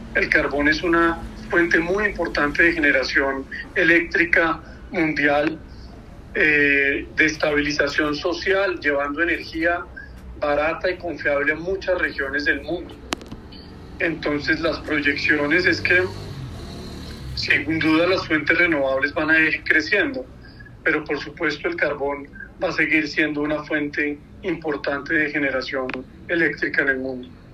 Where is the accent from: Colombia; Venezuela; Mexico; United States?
Colombia